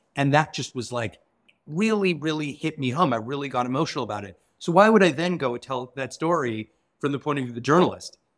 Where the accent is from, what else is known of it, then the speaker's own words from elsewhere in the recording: Canada; as a Canadian who comes from a very different system